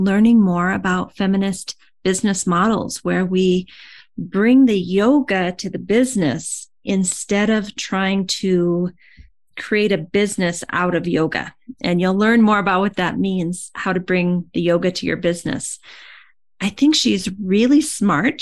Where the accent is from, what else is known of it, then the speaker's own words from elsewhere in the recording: Iowa, United States; I'm from Iowa also